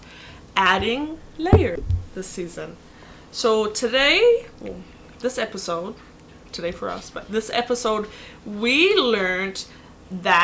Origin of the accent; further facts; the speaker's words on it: New Zealand; I'm from New Zealand.